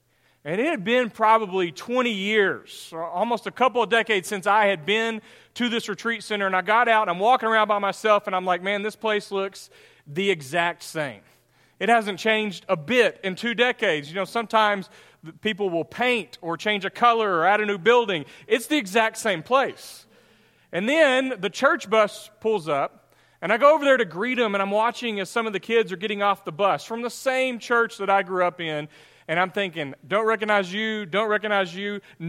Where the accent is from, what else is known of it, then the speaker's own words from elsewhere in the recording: Greenville, United States; the retreat that I was invited to speak at was put on by the church that I grew up in Greenville.